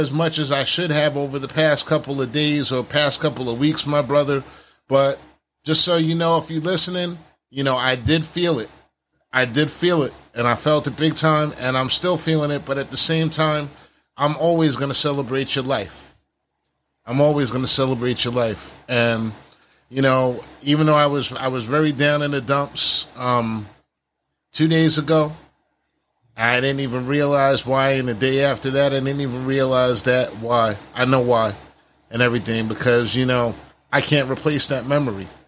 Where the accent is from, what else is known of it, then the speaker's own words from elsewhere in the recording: Detroit, Michigan, United States; I'm from Detroit, Michigan.